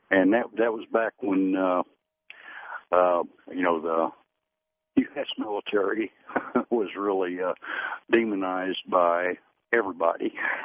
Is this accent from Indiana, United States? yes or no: yes; Southern Indiana, United States; I was from Southern Indiana